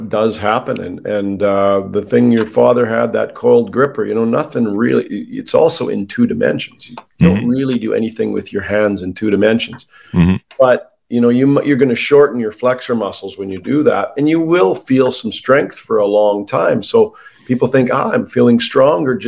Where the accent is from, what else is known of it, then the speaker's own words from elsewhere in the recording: Canada; I'm Canadian